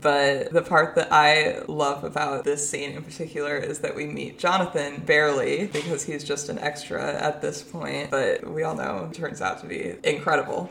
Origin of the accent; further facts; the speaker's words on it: Omaha, Nebraska, United States; those of us from Omaha